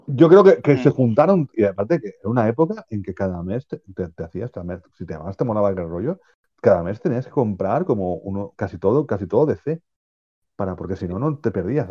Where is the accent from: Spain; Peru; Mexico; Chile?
Spain; nosotros que somos españoles